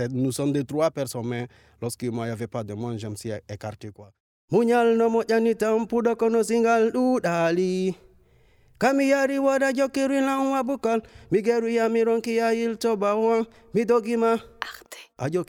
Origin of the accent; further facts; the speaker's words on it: Guinea; Je viens de Guinée-Conakry.